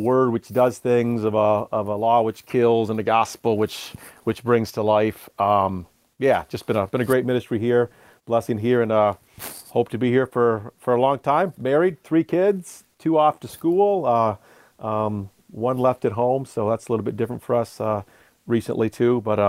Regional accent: Detroit, Michigan, United States; moved away as an adult; also born or lived in New England; now in Charlottesville, United States; I grew up in suburbs of Detroit area

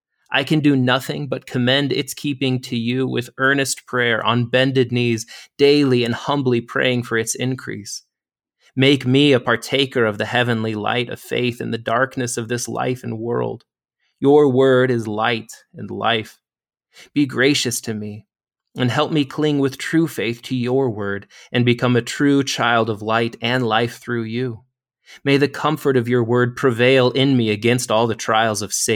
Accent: Wyoming, United States; So I'm actually from Wyoming originally, so I'm back close to home here at the foot of the Bighorn Mountains.

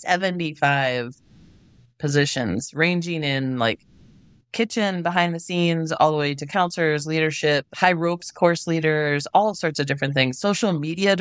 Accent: Wisconsin, United States; moved away as an adult; also born or lived in New York / California / Illinois; now in Idaho, United States; growing up in Wisconsin

